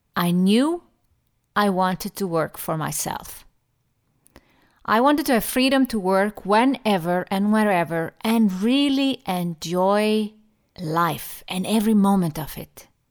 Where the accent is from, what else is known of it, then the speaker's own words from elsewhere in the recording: Iceland; moved away as an adult; also born or lived in Germany / London; now in Switzerland; I appreciate my home country, Iceland, more and more the longer I live abroad